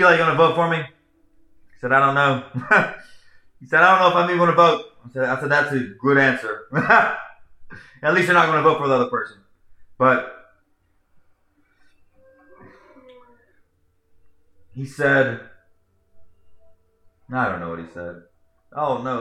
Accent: United States; also born or lived in Charlotte; As an American

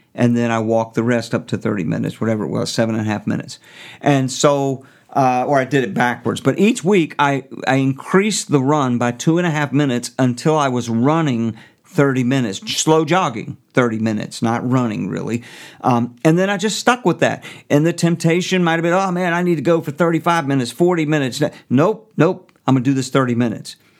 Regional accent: United States; I am an American

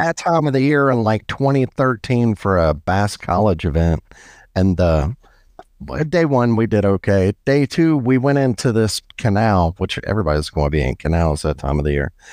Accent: Biloxi, Mississippi, United States; now in Birmingham, United States; I'm from Biloxi and I live in Birmingham

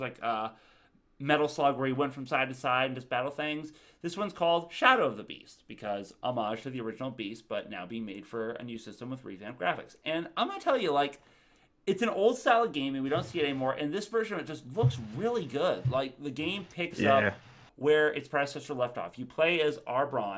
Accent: Tallahassee, Florida, United States; I'm from Tallahassee

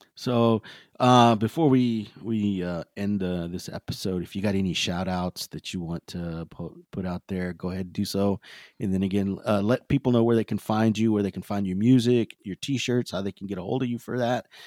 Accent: Texas, United States

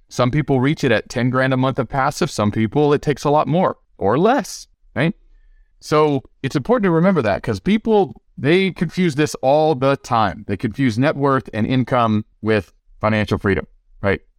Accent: the South, United States; I grew up in the South, in a poor part of the country, in a poor part of the state on wick and food stamps

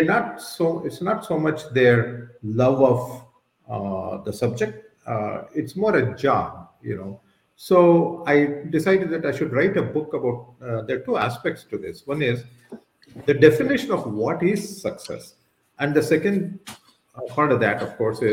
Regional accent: Bangalore, Karnataka, India; I'm from Bangalore

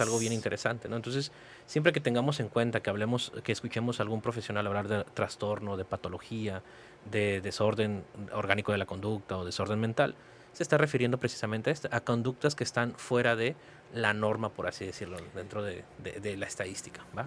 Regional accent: Mexicali, Baja California, Mexico; also born or lived in Palo Alto, California; yo soy este, nacido en Mexicali, Baja California, soy cachanilla 100%

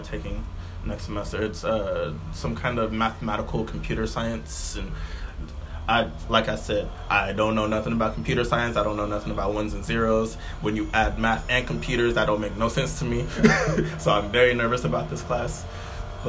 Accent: Alameda, California, United States; also born or lived in Oakland, California; most of my formative years were in Alameda from, like kindergarten. Well, I went to school through Alameda from, like, consistently third grade through high school

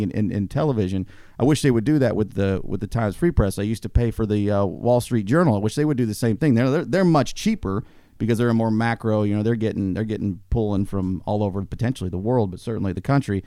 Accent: United States; as an American

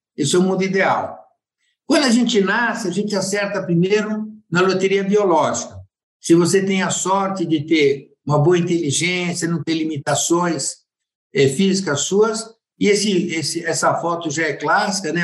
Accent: Piracaia, São Paulo, Brazil; also born or lived in Buenos Aires suburbs, Argentina; apesar de ter nascido na Argentina, eu fui criado em Piracaia

